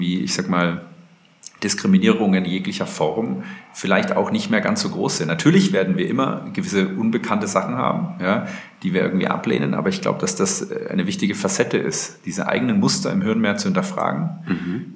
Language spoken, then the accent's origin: German; Germany; als Deutscher